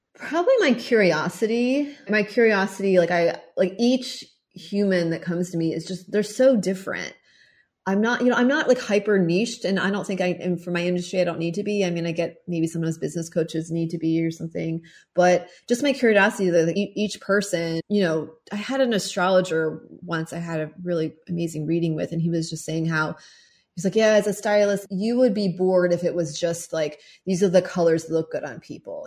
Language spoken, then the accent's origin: English; Mechanicsville, Virginia, United States; moved away as an adult; also born or lived in Paris / Bali; growing up in Mechanicsville, Virginia